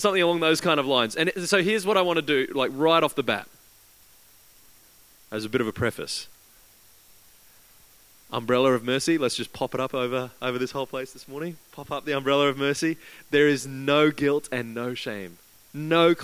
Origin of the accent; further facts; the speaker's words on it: Queensland, Australia; now in Christchurch, New Zealand; I grew up in Queensland, where over in Australia